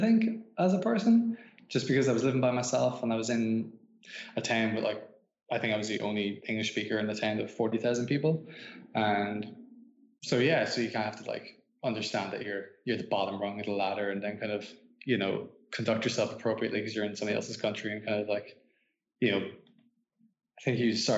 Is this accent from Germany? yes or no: no; Ireland; also born or lived in Japan